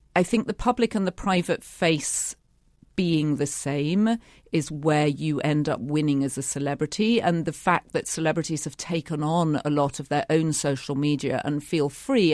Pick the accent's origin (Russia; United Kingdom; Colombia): United Kingdom; a young woman growing up in Britain